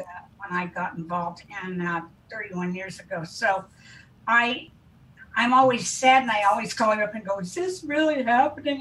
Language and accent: English; Kansas, United States; moved away as an adult; also born or lived in Wichita, Kansas / Marin County, California; I was raised in Kansas to an oil family, and um, I loved my upbringing